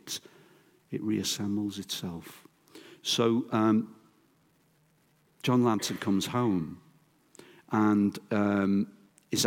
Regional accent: Merseyside, North West England, United Kingdom; growing up in Merseyside

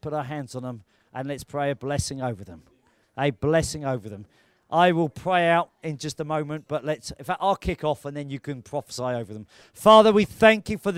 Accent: United Kingdom; we're British.

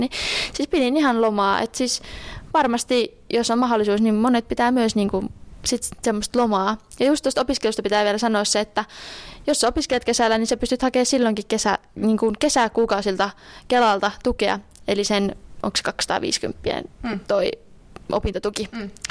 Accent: Juankoski, North Savo, Finland; moved away; also born or lived in Joensuu; olen itse kotoisin Juankoskelta

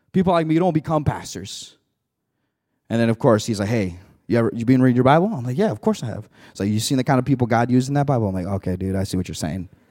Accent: Mexico; now in United States; I came from Mexico. I was born in Mexico, came over here, immigrated in the United States

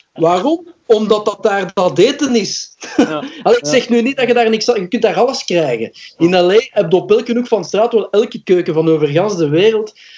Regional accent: Belgium; first language Dutch; omdat dat mijn moedertaal is. Als Belg.

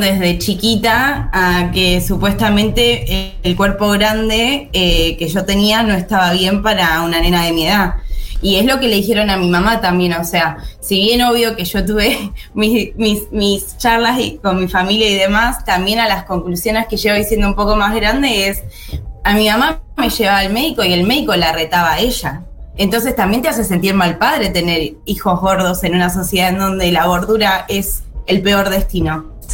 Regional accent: Mar del Plata, Buenos Aires Province, Argentina; yo soy de Mar del Plata

